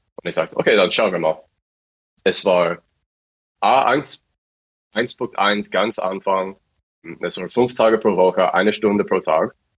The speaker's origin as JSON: {"language": "German", "region": "Virginia", "country": "United States", "second_language": "German", "moved": "as an adult", "lives_now": "Stuttgart, Germany", "said": "Ich komme aus den USA, aus dem Bundesstaat Virginia, auf der Ostküste"}